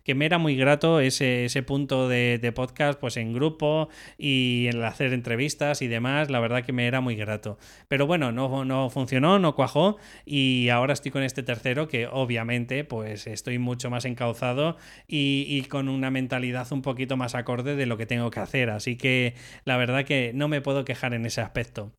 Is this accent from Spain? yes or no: yes; Madrid, Community of Madrid, Spain; Yo soy de Madrid